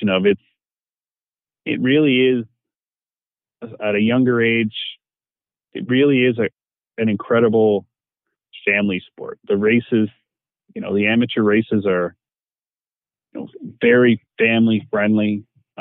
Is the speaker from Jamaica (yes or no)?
no; Canada; being Canadian